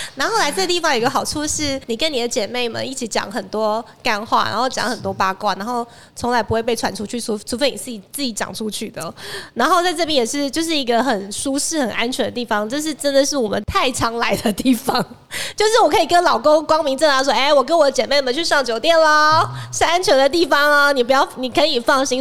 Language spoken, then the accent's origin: Chinese; Taiwan; 我们台湾人